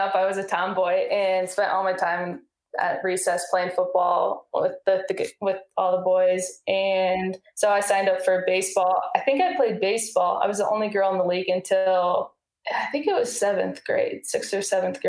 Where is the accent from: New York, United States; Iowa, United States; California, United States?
Iowa, United States; I grew up in Iowa, and that's in the middle of the United States